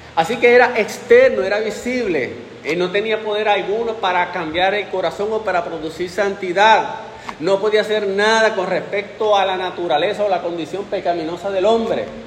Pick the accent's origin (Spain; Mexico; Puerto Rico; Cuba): Puerto Rico; que somos nosotros puertorriqueños